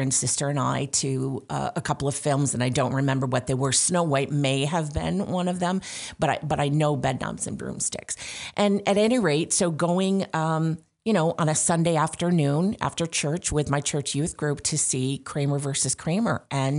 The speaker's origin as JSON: {"language": "English", "town": "Syracuse", "region": "New York", "country": "United States", "lives_now": "Rochester, United States", "said": "I like living upstate. I'm originally from the Syracuse area, so it feels like home."}